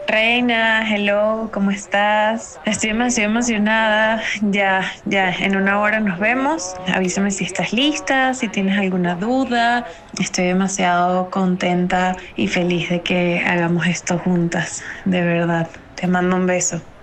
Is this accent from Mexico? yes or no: no; Venezuela; el entorno en el que crecimos como sociedad venezolana